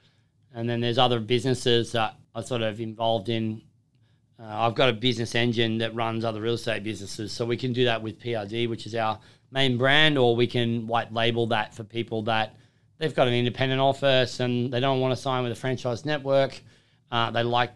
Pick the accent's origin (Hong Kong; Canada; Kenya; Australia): Australia; Lake Macquarie, New South Wales; also born or lived in Holbrook / Perth / Hills District; I was from Lake Macquarie growing up